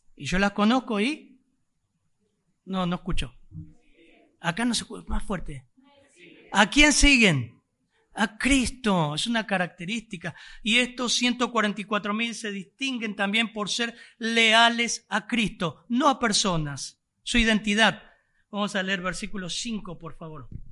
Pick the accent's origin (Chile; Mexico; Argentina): Argentina; somos argentinos